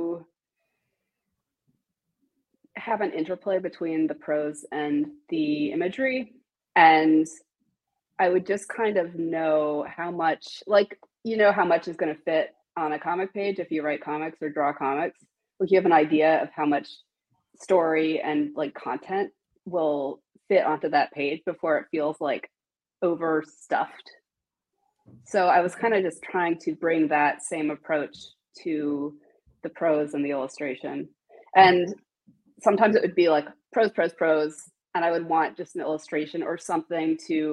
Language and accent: English; Asheville, North Carolina, United States; Asheville, North Carolina, which is my hometown